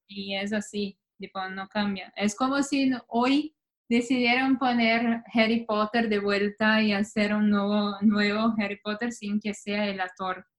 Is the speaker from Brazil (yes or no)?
yes; where Grêmio plays, Rio Grande do Sul, Brazil; Spanish is a second language; now in New York, United States; es de donde yo soy.